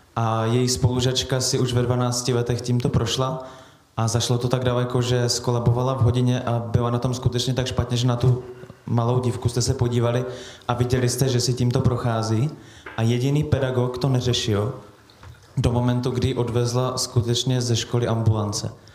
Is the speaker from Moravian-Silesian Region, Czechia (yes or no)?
no; Prostějov, Olomouc Region, Czechia; Já jsem z Prostějova, mám mladší sestru a máme v Prostějově gymnázium